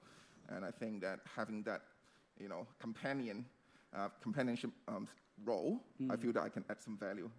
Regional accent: Hong Kong; moved away as an adult; also born or lived in United Kingdom / Singapore; So I was born and raised in Hong Kong, and then I pursued my higher education in the United Kingdom. So after spending 10 years in the UK, Singapore, I finally came back to my home in 2011.

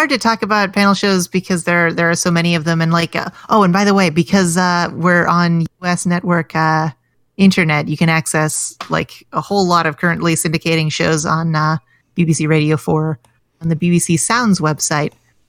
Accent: England, United Kingdom; Now, Jordan, speaking as an English person, I find that accent highly demeaning.

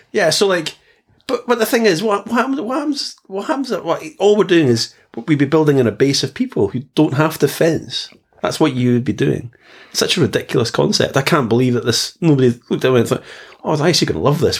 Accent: Scotland, United Kingdom; I come from we come from Scotland.

